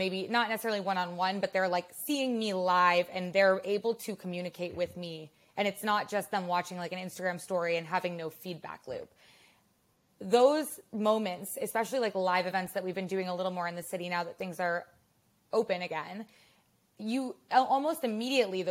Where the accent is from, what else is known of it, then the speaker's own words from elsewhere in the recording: Madison, Wisconsin, United States; also born or lived in Chicago / Los Angeles; now in New York, United States; I grew up in Wisconsin and I grew up in Madison.